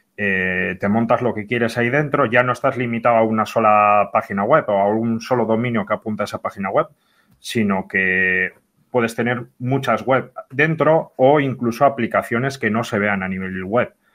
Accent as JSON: {"language": "Spanish", "town": "Bilbao", "region": "Basque Country", "country": "Spain", "said": "yo soy de aquí, de Bilbo"}